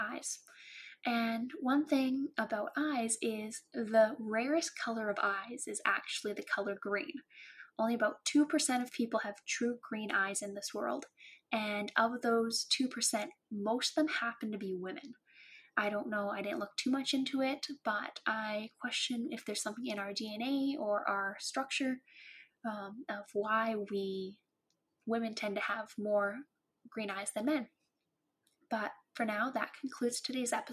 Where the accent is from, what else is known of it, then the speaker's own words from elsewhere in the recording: Cranbrook, British Columbia, Canada; growing up in Cranbrook